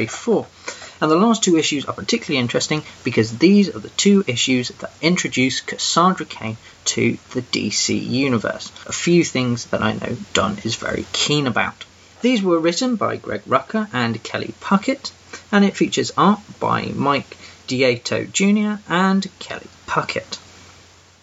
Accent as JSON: {"language": "English", "region": "England", "country": "United Kingdom", "said": "I'm that English guy"}